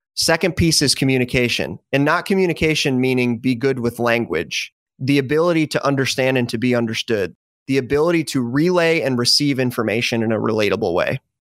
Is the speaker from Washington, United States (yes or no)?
no; Michigan, United States; moved away as an adult; also born or lived in Dallas, Texas; now in Tampa, United States; originally born and raised in the Midwest, Michigan specifically